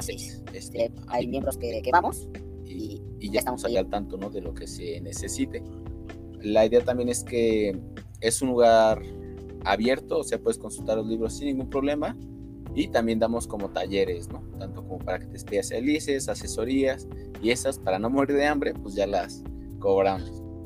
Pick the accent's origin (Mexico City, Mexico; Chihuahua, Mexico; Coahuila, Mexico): Mexico City, Mexico; Yo soy de aquí Ciudad de México. Mm, eh, toda mi vida he estado en Ciudad de México.